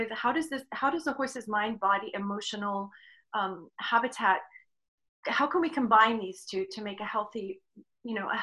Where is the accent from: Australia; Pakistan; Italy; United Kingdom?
United Kingdom; England; moved away as an adult; now in United States; I'm from England, and I was born, grew up in England